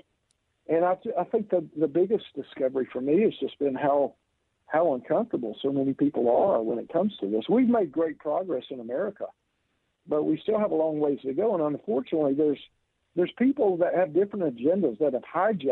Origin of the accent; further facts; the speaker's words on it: Deep South, United States; I was raised in the Deep South.